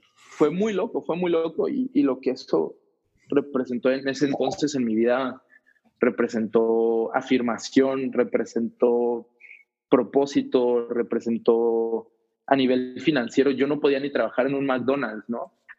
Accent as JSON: {"language": "Spanish", "region": "State of Mexico", "country": "Mexico", "tie": "born or raised there", "also_born_or_lived": "Ciudad Juárez", "moved": "yes", "said": "Yo crecí en la Ciudad de México en las afueras, en el Estado de México"}